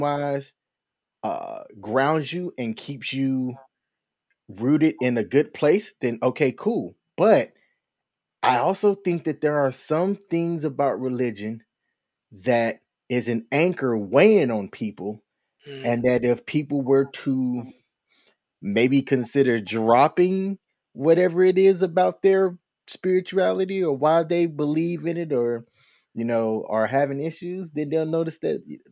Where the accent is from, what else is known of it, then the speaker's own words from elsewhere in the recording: the South, United States; I grew up in the South, Southern Baptist